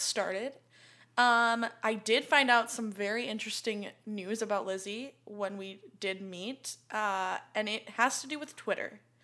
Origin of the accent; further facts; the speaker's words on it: Chicago, Illinois, United States; we're both from the Chicagoland area